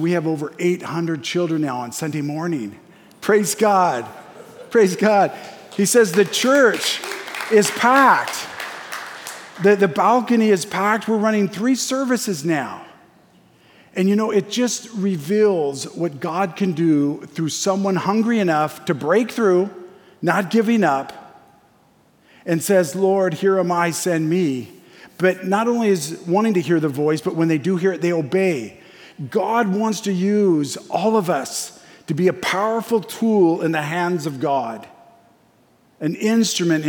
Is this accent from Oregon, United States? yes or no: yes; Springfield, Oregon, United States; lost kid growing up in Springfield